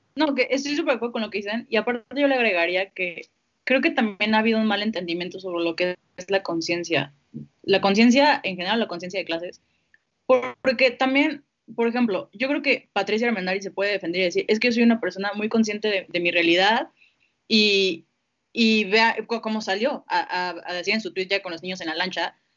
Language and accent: Spanish; Mexico